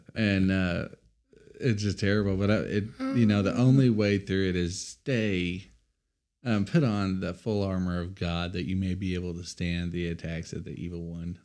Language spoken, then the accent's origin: English; Amarillo, Texas, United States; We were raised in North Amarillo